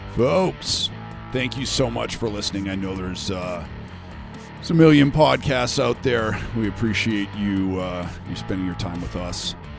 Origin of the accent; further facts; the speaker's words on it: Canada; now in Phoenix, United States; I'm Canadian